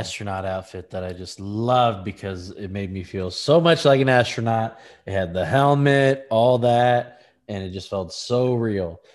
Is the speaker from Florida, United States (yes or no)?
no; Lancaster, California, United States; I'm from Lancaster, California, tumbleweed town